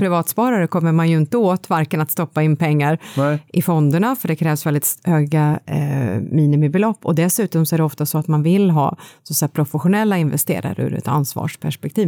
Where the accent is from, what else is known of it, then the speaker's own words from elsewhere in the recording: Kristinehamn, Värmland, Sweden; född och uppvuxen i Värmland